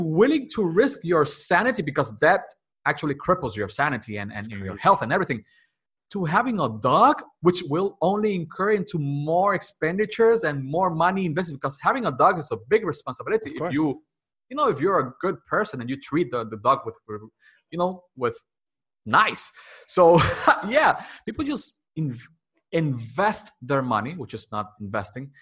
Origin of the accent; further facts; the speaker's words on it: Dominican Republic; English is a second language; I was born and raised here in Dominican Republic